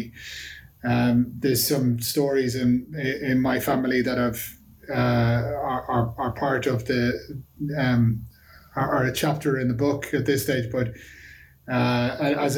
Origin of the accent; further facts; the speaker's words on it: Dublin, Leinster, Ireland; I'm from Dublin originally, a place called Sandy Cove in Dublin